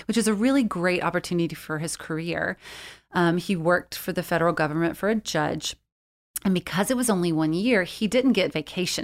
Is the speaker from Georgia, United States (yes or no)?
yes; South Georgia, United States; I grew up in South Georgia